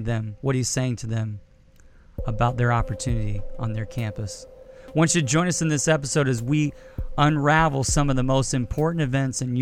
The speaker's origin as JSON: {"language": "English", "town": "Indianapolis", "region": "Indiana", "country": "United States", "tie": "born or raised there", "said": "my hometown, Indianapolis, Indiana."}